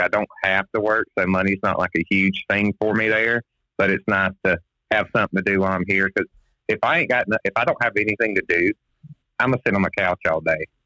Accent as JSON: {"language": "English", "region": "Florida", "country": "United States", "tie": "born or raised there", "said": "I'm from Florida originally. Uh, I live in a little place called Sunny Hills. I was born 20 minutes from here"}